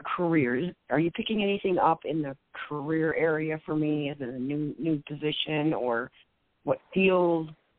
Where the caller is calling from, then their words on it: Michigan, United States; I'm calling from Michigan.